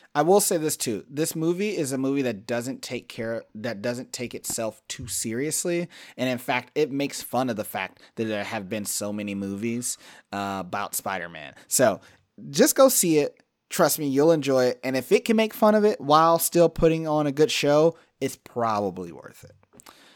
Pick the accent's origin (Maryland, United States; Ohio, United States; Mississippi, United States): Ohio, United States; Cleveland; I come from Cleveland, the land of just stay the fuck out of my way